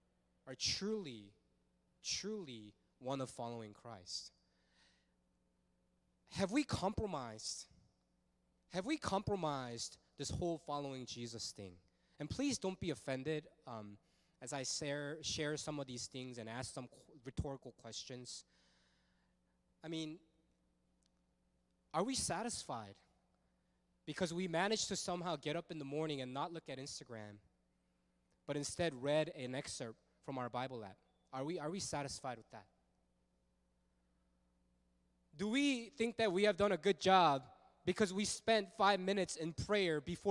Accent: Fullerton, California, United States; also born or lived in Los Angeles, United States; I grew up in Fullerton. I went to Sunny Hills High School, go Lancers.

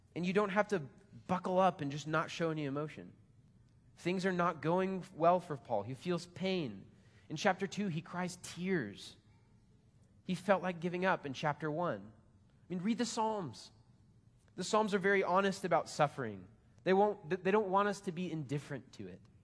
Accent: United States; I'm American.

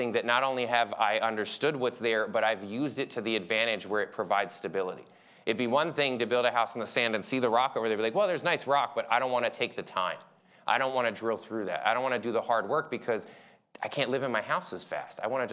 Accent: Philadelphia, Pennsylvania, United States; moved away; I'm from Philly

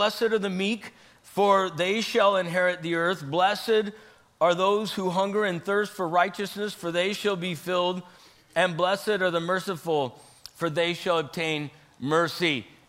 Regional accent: Idaho, United States; I grew up in Idaho here for a couple years when I was a kid, and we did try to ride the ponies.

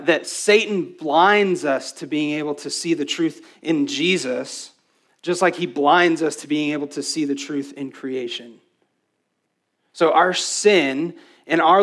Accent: West Texas, United States; I was raised in West Texas

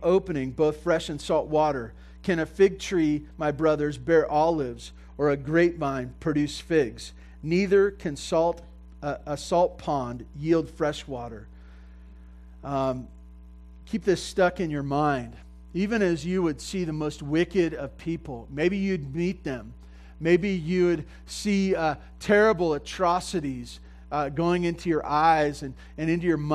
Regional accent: Santa Barbara, California, United States; I grew up in Santa Barbara on 2 acres, you know, with goats and stuff like

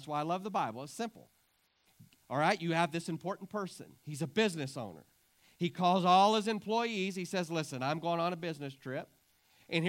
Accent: Clarendon, United States; I was raised in Clarendon.

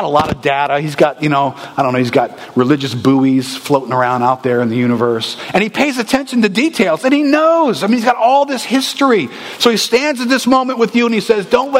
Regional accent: United States; We're American people

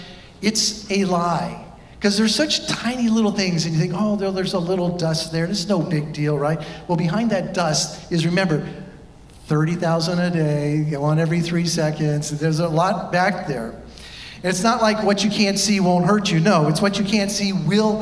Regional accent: California, United States; now in Ohio, United States; I am from California

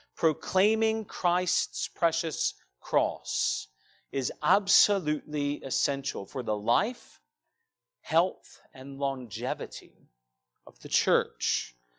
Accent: Douglasville, Georgia, United States; moved away as an adult; I grew up here in Douglasville, just down the road.

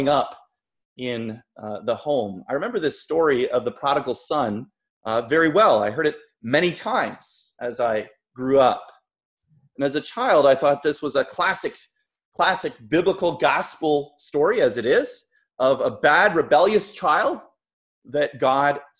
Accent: Toronto, Ontario, Canada; I grew up in Toronto and I grew up in a Christian home

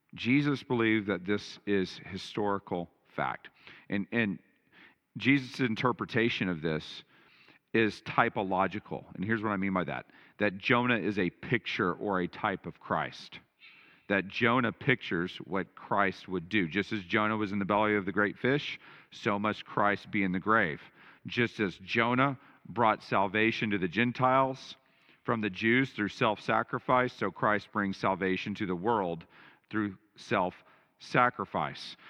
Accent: Texas, United States; I grew up in Texas

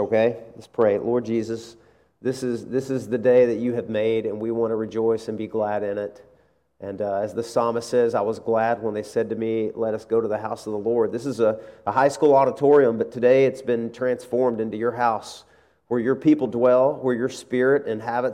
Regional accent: Arkansas, United States; moved away; I'm from Arkansas

